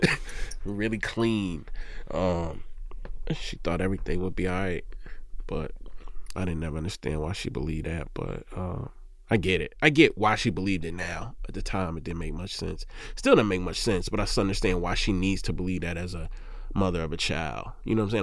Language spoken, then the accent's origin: English; Mississippi, United States; I'm from Mississippi.